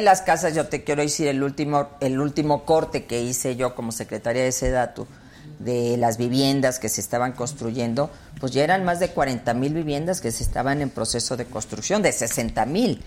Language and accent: Spanish; Mexico; Yo soy una mexicana que siempre ha luchado por México